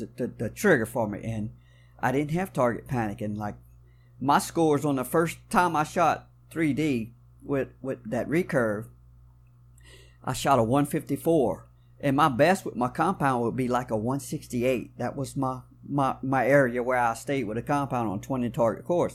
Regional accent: South Louisiana, United States; I was born and raised right here in South Louisiana, y'all probably can tell from a little bit of my accent

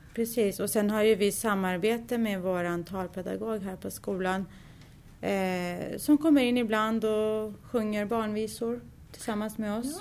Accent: Sweden; Jag är född och uppvuxen här i Sverige

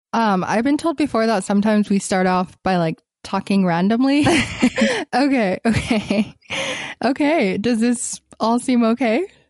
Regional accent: Gaza, Gaza Strip, Palestine; moved away as an adult; now in Utah, United States; I grew up in Gaza until I was eighteen

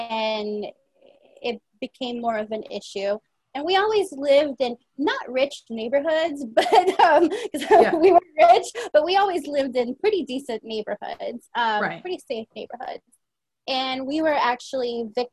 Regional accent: San Pedro Sula, Cortés, Honduras; also born or lived in United States; now in Virginia, United States; I was born in San Pedro Sula in Honduras

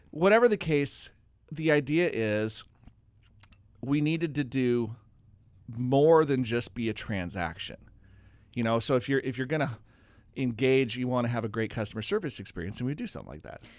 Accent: Oregon, United States; also born or lived in North Carolina; I grew up in Oregon, but I actually went to college in North Carolina

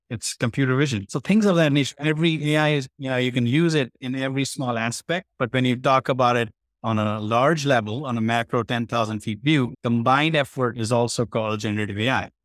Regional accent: India; moved away; I was from India. I was born there

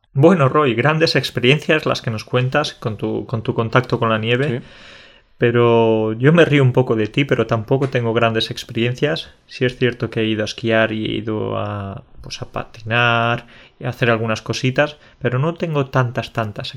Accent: Jaén, Andalusia, Spain; moved away as an adult; now in Poland; yo soy del sur de España, en Andalucía

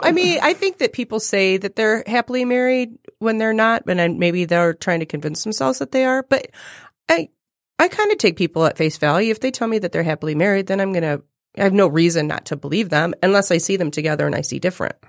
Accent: Toronto, Ontario, Canada; moved away as an adult; I, I was born and lived in Toronto for the first twenty-four years of my life

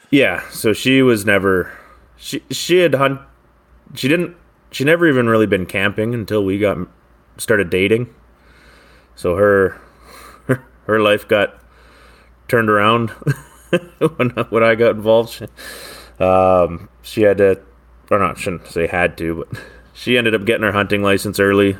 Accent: Maple Ridge, British Columbia, Canada; from the Lower Mainland, uh, Maple Ridge here in B C

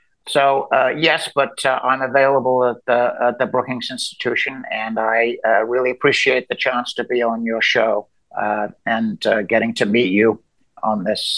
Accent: Birmingham, West Midlands, United Kingdom; now in United States; Well, I grew up in England, and I've been here now since 1968. So I've lost my accent. And when I go back to England, people think I'm an American

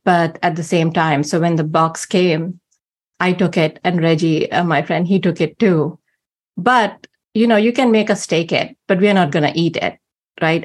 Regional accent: India; moved away; growing up in India, because almost everyone around you is not a Christian.

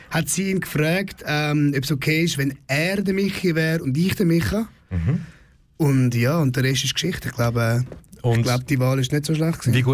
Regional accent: Zurich, Switzerland; ich bin im Dörfli geboren, in Niederdorf

